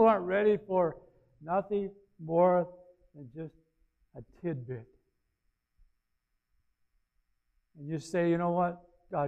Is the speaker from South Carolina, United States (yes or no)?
yes; Aiken, South Carolina, United States; moved away; my hometown in Aiken